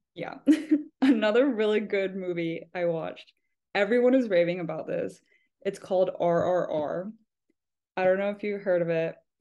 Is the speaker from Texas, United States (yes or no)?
yes; Texas, United States; now in Boston, United States; I'm from Texas